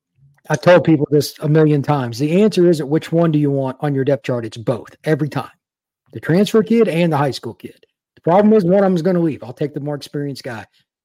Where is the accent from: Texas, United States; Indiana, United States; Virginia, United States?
Indiana, United States; I grew up in Indiana.